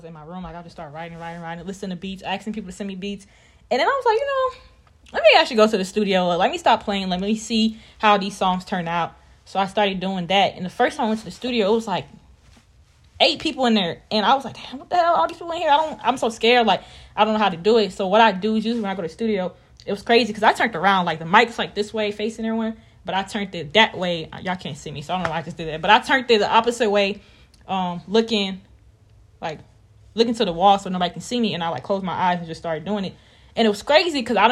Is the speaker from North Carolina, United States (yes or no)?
yes; Raleigh, North Carolina, United States; I am from Raleigh, North Carolina, the one and only 919, period.